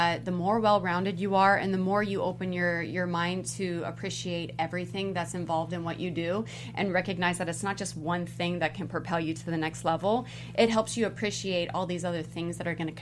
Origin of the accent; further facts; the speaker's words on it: Los Angeles, California, United States; also born or lived in West Covina; I grew up in East LA, El Monte kind of area, and I had moved to West Covina